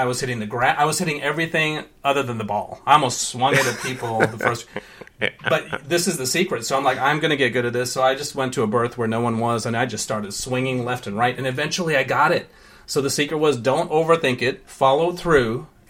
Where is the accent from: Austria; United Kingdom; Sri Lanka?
Sri Lanka; born there; So I was born in Sri Lanka. I go there all the time.